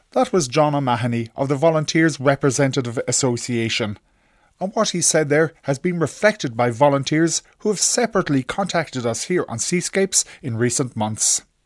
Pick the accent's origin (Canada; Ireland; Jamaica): Ireland; Cork, Munster; I'm from Cork